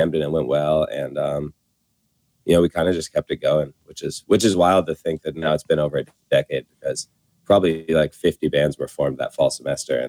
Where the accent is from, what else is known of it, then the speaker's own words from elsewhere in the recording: Vermont, United States; moved away as an adult; now in New Orleans, United States; I grew up in Vermont